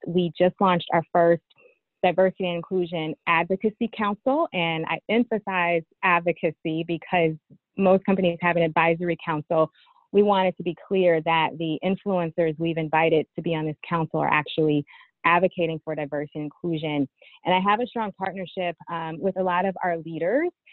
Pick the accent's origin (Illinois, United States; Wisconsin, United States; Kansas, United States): Illinois, United States; East St. Louis; my education started in East St. Louis